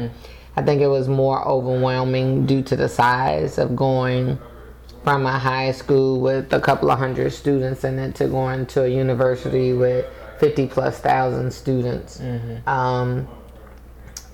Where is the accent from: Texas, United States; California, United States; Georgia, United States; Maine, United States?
Texas, United States; I am a native Texan